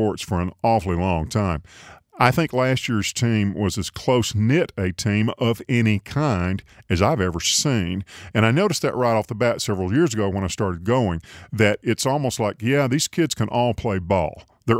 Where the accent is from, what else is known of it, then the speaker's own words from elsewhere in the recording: Tuscaloosa, Alabama, United States; moved away as an adult; now in Birmingham, United States; I grew up in Tuscaloosa. I graduated from the university. I live in Birmingham, but I'm back and forth all the time.